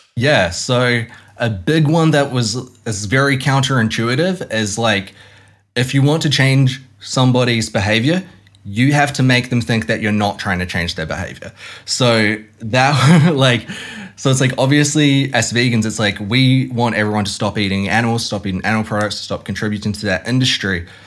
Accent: Hamilton, Waikato, New Zealand; I grew up in Hamilton, which is like dairy farming capital of New Zealand

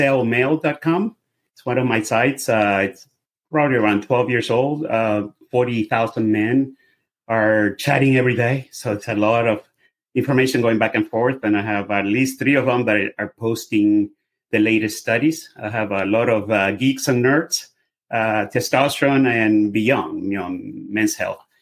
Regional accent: Venezuela; English is a second language; now in United States; I'm obviously by my accent, you can hear I'm a foreigner. I'm from Venezuela. I've been here forever, 35 years, 37. I'm a U.S. citizen

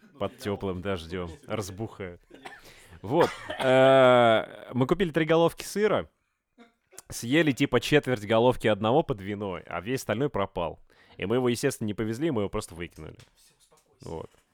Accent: Voronezh, Voronezh Oblast, Russia; мы, ну, типа, мы из Воронежа

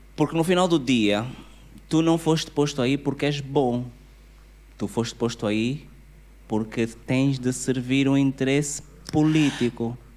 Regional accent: Angola; nós somos angolanos, estamos aqui

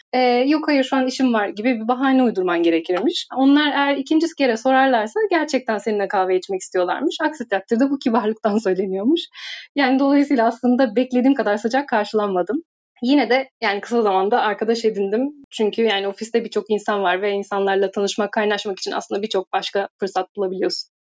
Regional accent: Turkey; moved away as an adult; now in Madrid, Spain; Beş, beş Türk'üz şu anda ofiste.

